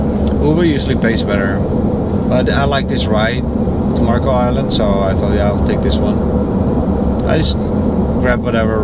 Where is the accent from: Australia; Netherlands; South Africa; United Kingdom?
Netherlands; moved away; in my country, I'm from the Netherlands